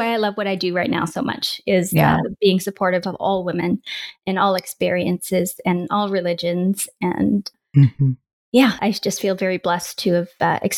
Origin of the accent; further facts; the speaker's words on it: Canada; They say we're very nice people.